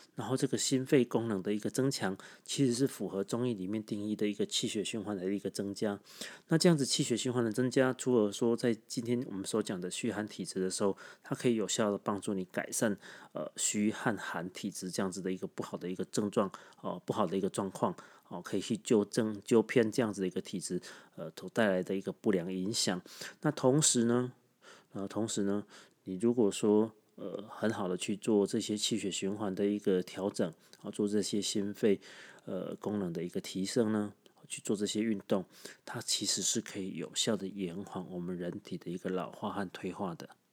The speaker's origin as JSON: {"language": "Chinese", "region": "Tainan", "country": "Taiwan", "said": "本豆啊呢，对我们台南人的意思呢，其实就是早餐的时候去吃，呃，自助式，哦，台南式的一个，呃，早餐的一种方式"}